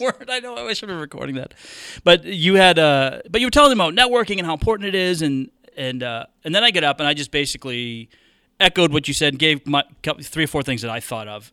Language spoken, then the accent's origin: English; New England, United States; moved away; I grew up in New England